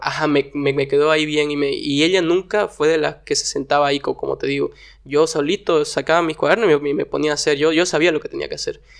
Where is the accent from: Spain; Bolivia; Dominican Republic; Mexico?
Bolivia; Warnes, Santa Cruz; yo nací acá en Santa Cruz, pero la mayoría de mi infancia me crié en Warnes